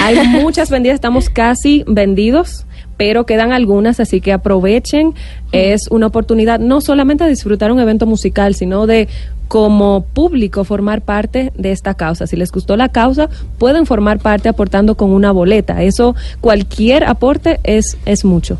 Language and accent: Spanish; London, United Kingdom; soy mitad pakistaní, mitad dominicana. Viví en Londres la mayor parte de mi vida